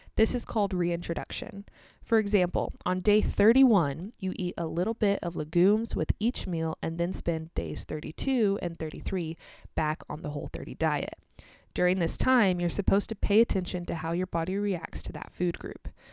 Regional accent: United States; also born or lived in Kansas; I'm American, live in the state of Kansas in the United States

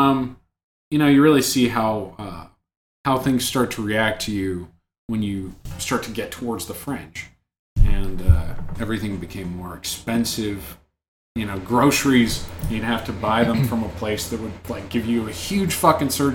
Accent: near Birmingham, Alabama, United States; growing up near Birmingham, that was often how that town was perceived

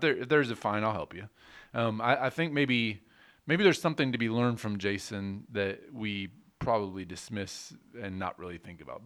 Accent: United States; as an American citizen

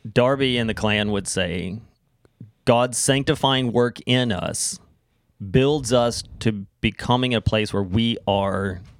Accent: United States; I'll even say this as an American

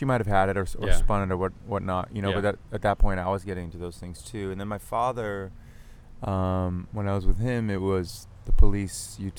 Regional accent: Malden, Massachusetts, United States; also born or lived in Arlington, Massachusetts / Andover, Massachusetts / Melrose, Massachusetts / Boston; I'm a Masshole. I grew up in Massachusetts. I was born in Malden, not far from here.

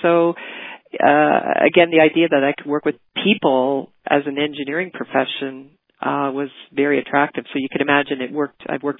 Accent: Cape Breton, Nova Scotia, Canada; So I'm from Cape Breton.

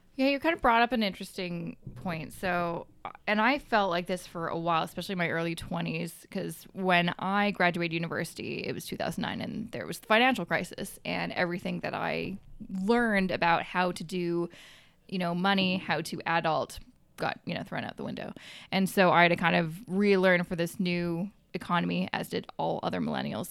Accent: Coquitlam, British Columbia, Canada; moved away as an adult; also born or lived in Vancouver; now in Toronto, Canada; where I grew up was in Coquitlam, about thirty minutes outside of the city

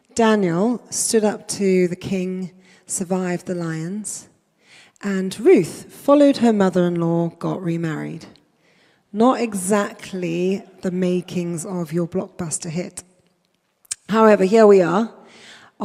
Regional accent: inland from Durban, KwaZulu-Natal, South Africa; now in United Kingdom; inland from Durban, to be precise. But I moved here quite a long time ago with my family, my parents and my sisters

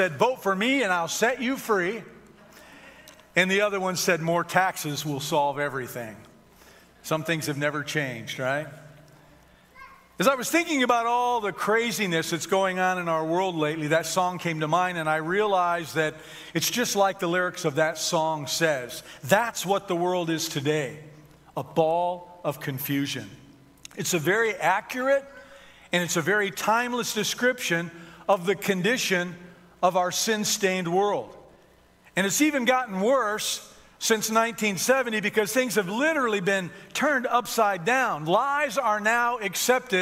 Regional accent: Detroit, Michigan, United States; I grew up in Detroit

